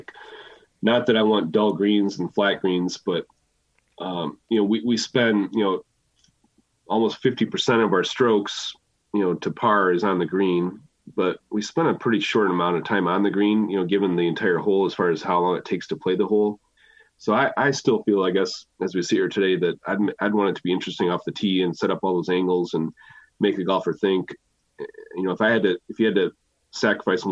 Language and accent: English; Michigan, United States; Michigan cause it's my home state